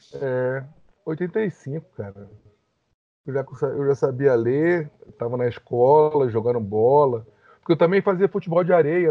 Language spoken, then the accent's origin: Portuguese; Rio de Janeiro, Brazil; also born or lived in Brasília; Eu tinha um ano e nós fomos para o Rio, morar em Copacabana.